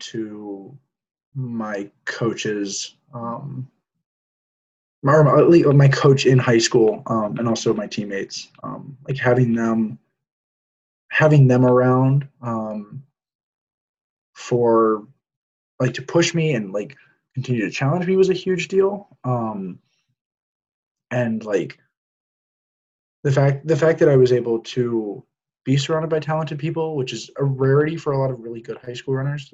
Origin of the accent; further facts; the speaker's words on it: Cary, North Carolina, United States; I'm from Cary, North Carolina, so like 15 minutes outside of campus